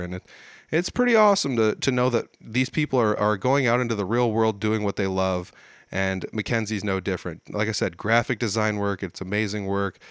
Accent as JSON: {"language": "English", "region": "Midwest", "country": "United States", "said": "as a Midwesterner"}